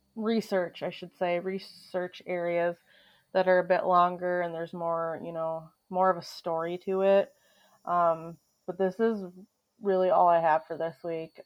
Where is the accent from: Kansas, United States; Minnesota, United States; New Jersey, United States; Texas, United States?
Minnesota, United States; my home state of Minnesota